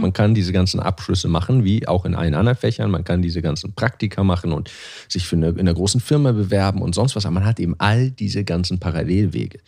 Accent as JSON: {"language": "German", "country": "Germany", "moved": "yes", "said": "als Deutscher"}